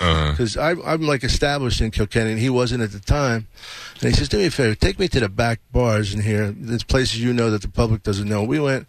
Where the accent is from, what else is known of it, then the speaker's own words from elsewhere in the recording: Philadelphia, Pennsylvania, United States; I'm from Philly. I do fine there.